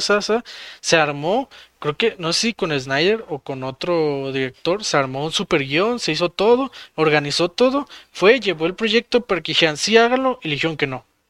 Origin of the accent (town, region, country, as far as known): Mexico